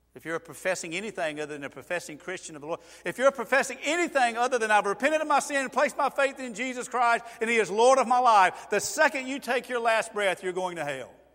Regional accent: Georgia, United States; I am from Georgia

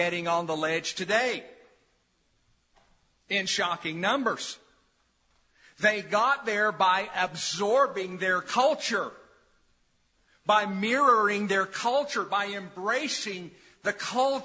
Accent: New Market, Tennessee, United States; As a kid, I grew up in New Market near the Holston River

